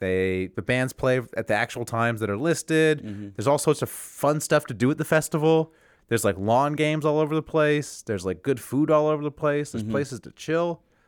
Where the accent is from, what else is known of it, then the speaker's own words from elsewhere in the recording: Huntington Beach, California, United States; my hometown, Huntington Beach